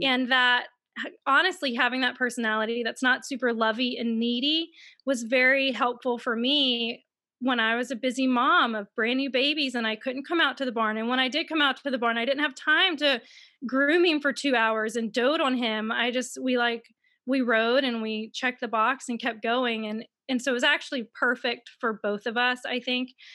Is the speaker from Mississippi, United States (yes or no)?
yes; Mississippi, United States; I'm from Mississippi, and I know everyone thinks in Mississippi that we all have, like, no shoes and we live on farms, but I actually grew up in a neighborhood